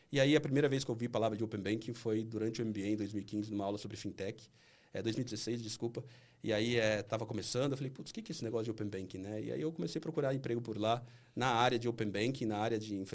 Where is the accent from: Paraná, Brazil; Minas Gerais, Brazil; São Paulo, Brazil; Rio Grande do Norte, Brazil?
São Paulo, Brazil; Campinas; also born or lived in São Carlos; eu sou de Campinas.